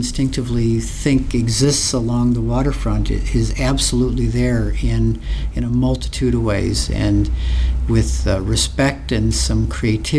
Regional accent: Naperville, Illinois, United States; my hometown of Naperville

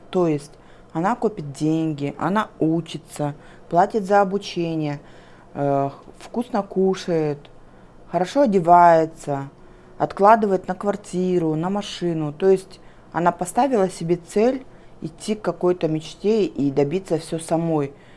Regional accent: Kazakhstan; Я местная.

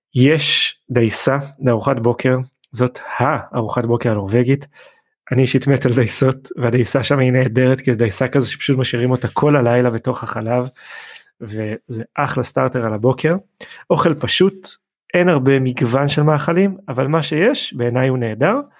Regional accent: Israel; אנחנו ישראלים

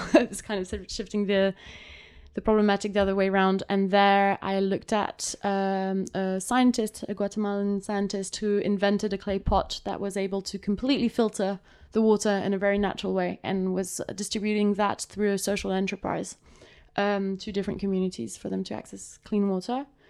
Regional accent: Geneva, Switzerland; so I'm I am from Switzerland. I grew up here until I was 19

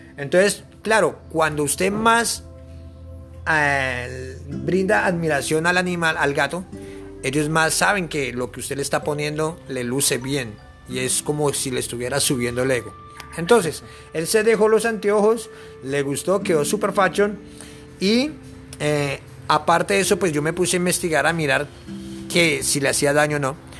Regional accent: Bogotá, Colombia; moved away as an adult; vengo de la ciudad de Bogotá

